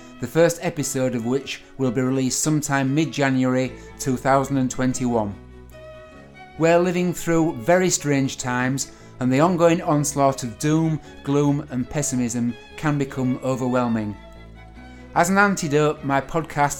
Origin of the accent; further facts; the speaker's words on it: Goole, Yorkshire and the Humber, United Kingdom; I'm a Yorkshire lad, Goole born and bred and proud of it.